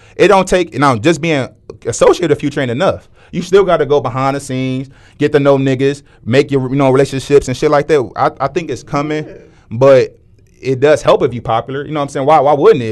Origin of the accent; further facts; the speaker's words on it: Cleveland, Ohio, United States; we are from Cleveland